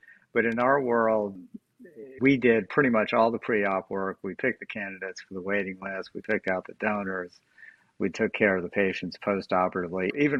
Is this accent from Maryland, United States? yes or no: no; New Orleans, Louisiana, United States; Yeah, I grew up in New Orleans.